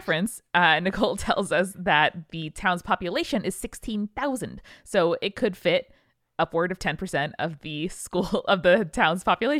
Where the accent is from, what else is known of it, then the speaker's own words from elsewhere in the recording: Hibbing, Minnesota, United States; I grew up in Hibbing, Minnesota, a small struggling mining town famous for two things … its historic high school.